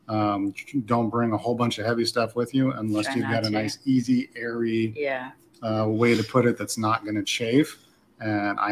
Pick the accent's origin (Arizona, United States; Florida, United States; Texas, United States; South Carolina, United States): Arizona, United States; Phoenix; now in Mérida, Mexico; I come from Phoenix.